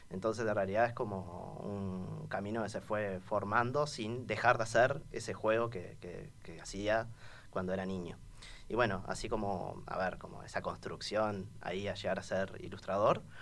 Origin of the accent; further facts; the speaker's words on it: Montevideo, Uruguay; Soy montevideano, sí. Soy. haber nacido en, cerca del estadio María Michelle de Lazaroff de Danubio, en Jardín del Hipódromo, pero ahora soy acá vecino de la radio, vivo en la Ciudad Vieja, en la aduana.